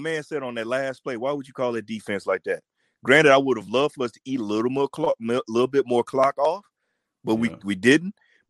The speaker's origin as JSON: {"language": "English", "town": "Shreveport", "region": "Louisiana", "country": "United States", "moved": "yes", "lives_now": "San Diego, United States", "said": "I'm from Shreveport."}